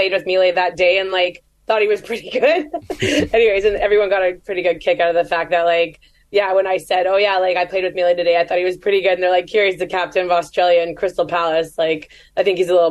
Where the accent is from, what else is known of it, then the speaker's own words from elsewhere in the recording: Canada; I'm Canadian